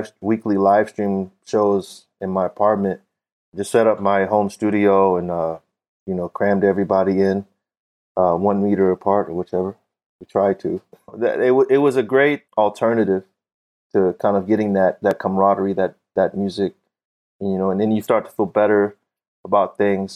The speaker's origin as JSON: {"language": "English", "town": "Fort Smith", "region": "Arkansas", "country": "United States", "tie": "born or raised there", "said": "I grew up in Fort Smith"}